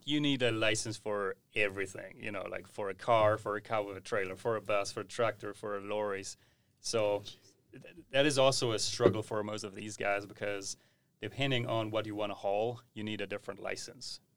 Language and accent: English; Southern Germany, Germany; we have a lot of small-scale farms in the south where Lara is coming from. I also originated from that area